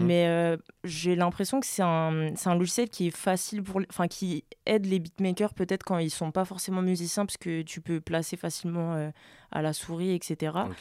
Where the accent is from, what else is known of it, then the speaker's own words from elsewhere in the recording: France; also born or lived in French Guiana; j'ai grandi en France